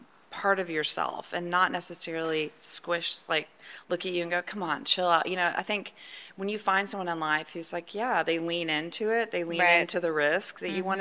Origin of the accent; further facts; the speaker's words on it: Sugar Land, Texas, United States; also born or lived in Houston, Texas; I'm born and bred Houstonian. I just, you know, I was telling you I grew up in Sugar Land